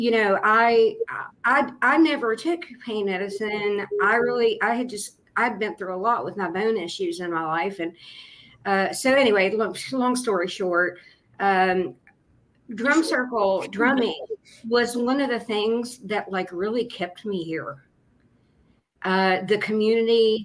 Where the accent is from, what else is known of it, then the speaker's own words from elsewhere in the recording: Appalachia, United States; now in Huntington, United States; As Appalachian artisans